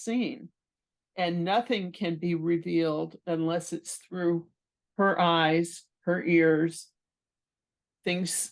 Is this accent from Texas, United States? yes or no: yes; Galveston, Texas, United States; my hometown, which is Galveston, Texas.